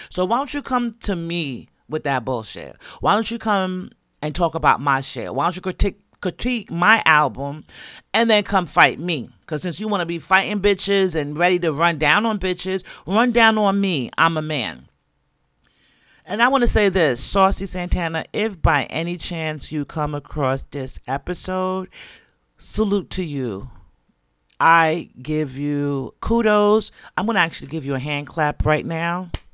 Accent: Jamaica; 'cause I'm Jamaican. And unless I tell you, or unless, you know, it just come out in my accent, you might not know.

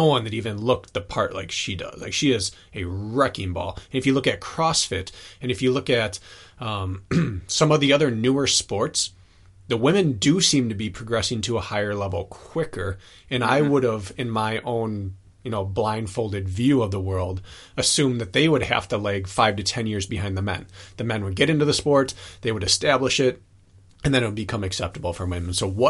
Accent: United States; growing up in the United States

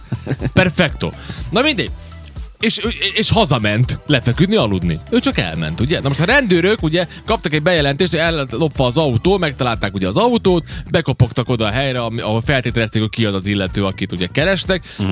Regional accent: Subotica, Vojvodina, Serbia; aki különben szabadkai vagyok

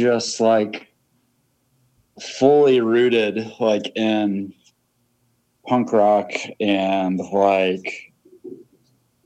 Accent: Greensburg, Indiana, United States; moved away as an adult; now in Chicago, United States; I'm from Greensburg, Indiana.

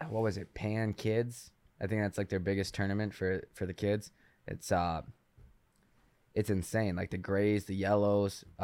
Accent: Michigan, United States; now in Chicago, United States; out here in Chicago now. Yeah, yeah. but I, I grew up in Michigan.

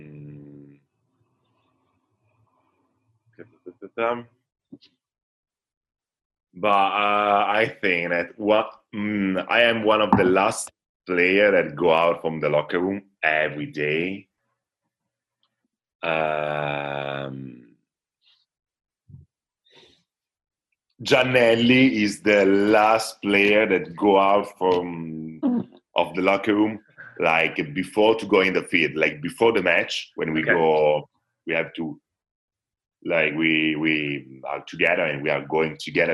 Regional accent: Italy; English is a second language; I really start to play volleyball at 12, 13, something like this in my hometown

